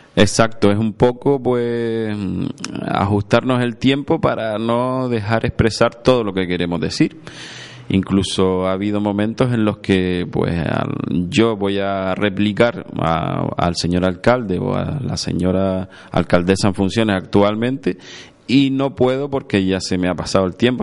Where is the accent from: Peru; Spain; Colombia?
Spain; Agaete, Canary Islands; mi pueblo, que Agaete